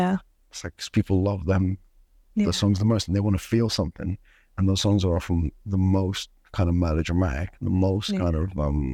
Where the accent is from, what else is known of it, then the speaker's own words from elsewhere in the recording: Sudan; like I'm from Sudan and there was like a war